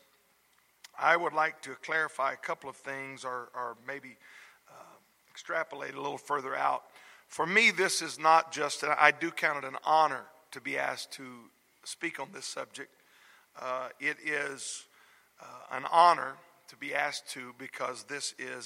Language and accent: English; South Louisiana, United States; moved away; I was raised in South Louisiana in the home of godly parents